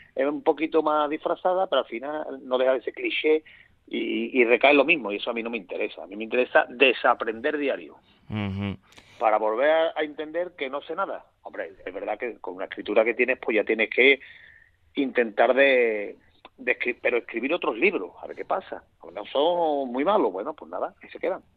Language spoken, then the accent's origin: Spanish; Seville, Andalusia, Spain; yo soy sevillano hasta la médula